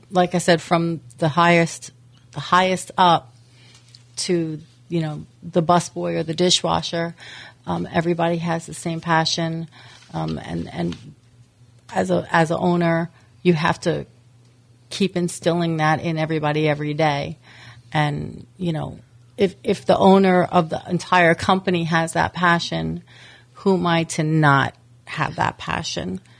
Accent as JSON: {"language": "English", "region": "New York", "country": "United States", "said": "Well, uh, I came from actually I came from New York um, and I've been with Texas Roadhouse for 13 years."}